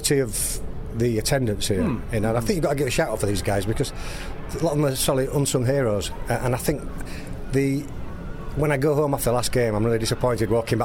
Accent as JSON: {"language": "English", "town": "Leeds", "region": "Yorkshire and the Humber", "country": "United Kingdom", "said": "I'm from a city in the north of England, in Yorkshire, Gary, Leeds."}